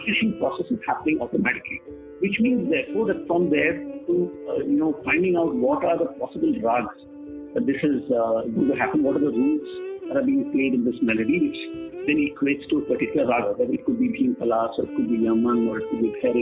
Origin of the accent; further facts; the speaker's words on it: Delhi, India; I grew up in Delhi